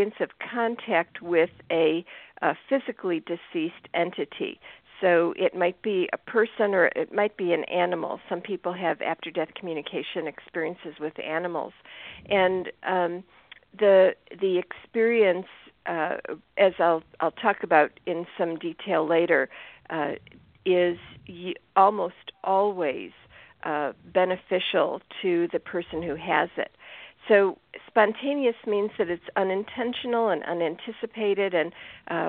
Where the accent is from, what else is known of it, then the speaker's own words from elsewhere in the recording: Chicago, Illinois, United States; I grew up in the Chicago area